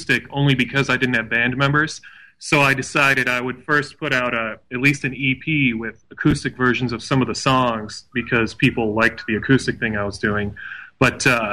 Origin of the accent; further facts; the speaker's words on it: Westland, Michigan, United States; also born or lived in Boston; now in Ottawa Lake, United States; Originally, I'm from Westland